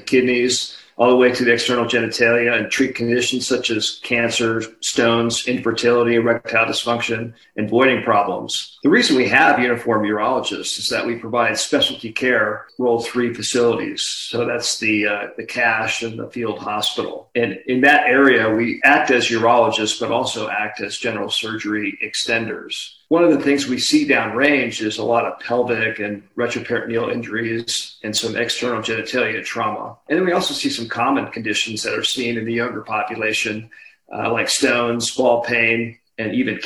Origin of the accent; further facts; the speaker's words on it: Hawaii, United States; moved away as an adult; I grew up in Hawaii